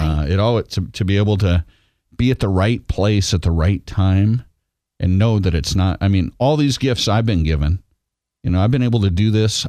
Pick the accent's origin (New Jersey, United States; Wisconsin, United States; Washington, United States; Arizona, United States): Washington, United States; this island I grew up on in Washington state